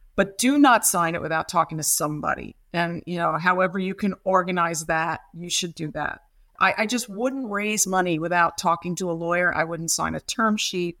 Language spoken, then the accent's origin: English; New York City, New York, United States; moved away as an adult; also born or lived in Massachusetts; now in London, United Kingdom; I'm from Brooklyn, New York, and I was a rock and roll kid